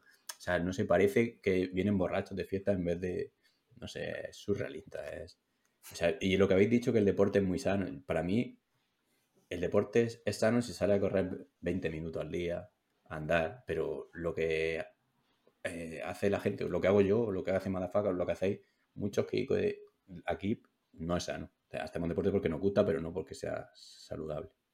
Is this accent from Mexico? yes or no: no; Huércal-Overa, Andalusia, Spain; soy de Huercalovera